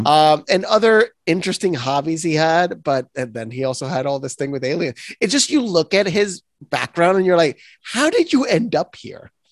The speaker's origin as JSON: {"language": "English", "country": "Puerto Rico", "tie": "born or raised there", "said": "I'm born and raised in Puerto Rico"}